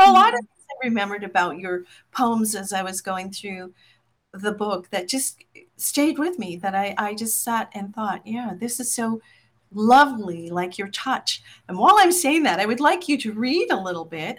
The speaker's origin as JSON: {"language": "English", "region": "Newfoundland and Labrador", "country": "Canada", "said": "identify as a Newfoundlander more than anything."}